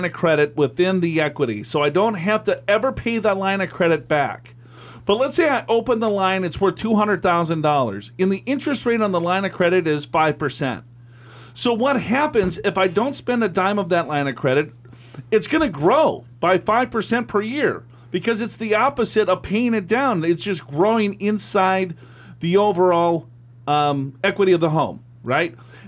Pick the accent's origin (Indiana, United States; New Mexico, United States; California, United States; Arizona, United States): California, United States; now in Hamden, United States; We are actually from Southern California ourselves, but moved to Hamden 2 years ago as my wife is attending Yale.